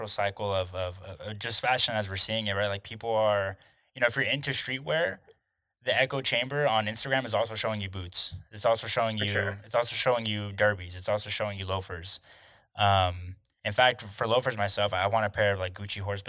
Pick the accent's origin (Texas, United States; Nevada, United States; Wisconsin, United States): Texas, United States; growing up in Texas